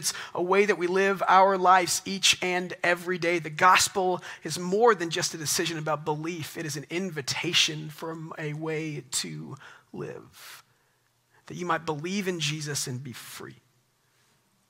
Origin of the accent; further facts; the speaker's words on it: Texas, United States; accent: small Texas accent; moved away; also born or lived in Guatemala; I grew up in Texas in high school